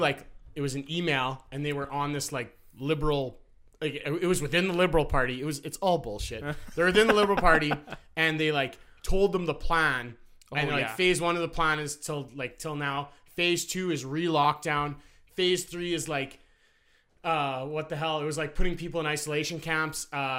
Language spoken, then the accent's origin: English; Canada; So as a Canadian, I felt the need to tell you Trudeau's plan.